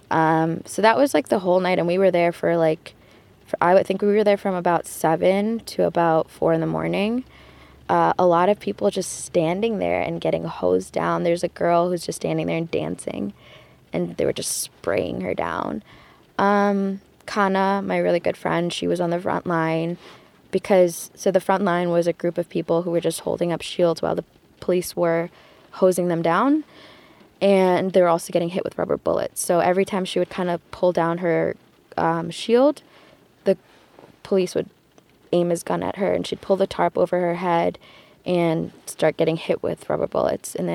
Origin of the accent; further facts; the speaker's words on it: Detroit, Michigan, United States; I'm from Detroit, Michigan.